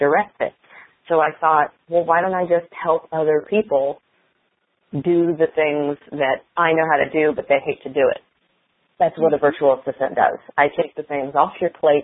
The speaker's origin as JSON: {"language": "English", "region": "Indiana", "country": "United States", "tie": "born or raised there", "said": "My first newsletter article was published in the local paper in my hometown in Indiana when I was 6"}